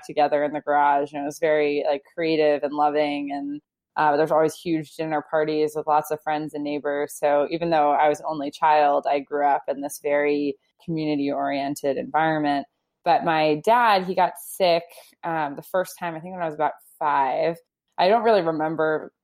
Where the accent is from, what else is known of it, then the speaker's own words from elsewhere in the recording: New Jersey, United States; I was born in New Jersey and to two amazing parents